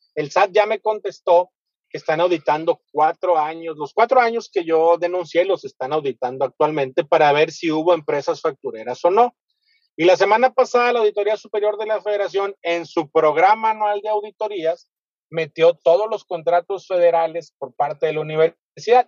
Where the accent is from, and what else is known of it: Mexico